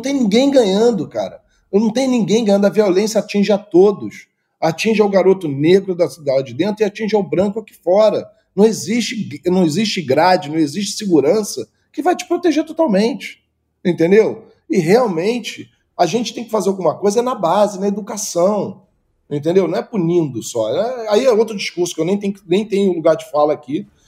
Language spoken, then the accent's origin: Portuguese; Rio de Janeiro, Brazil; eu vim do Engenho Novo, que é um bairro de Zona Norte, fui nascido do lado de uma, de uma favela